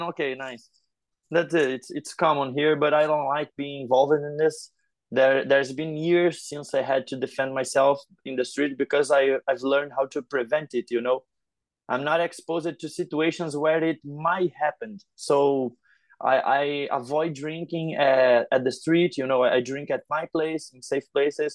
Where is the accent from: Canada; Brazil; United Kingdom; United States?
Brazil; Rio de Janeiro; I'm from Rio